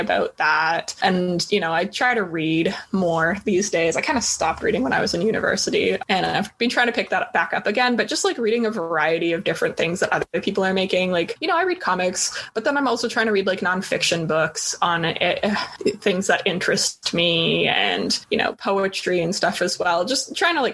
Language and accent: English; Toronto, Ontario, Canada; moved away as an adult; now in Vancouver, Canada; so I grew up in Toronto. I finished high school in Toronto